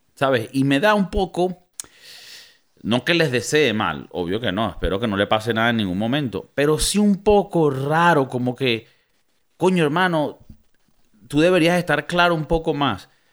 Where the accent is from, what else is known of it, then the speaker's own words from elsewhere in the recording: Valencia, Carabobo, Venezuela; moved away; yo devolviéndome a mi ciudad natal, Valencia, donde somos los hombres versátiles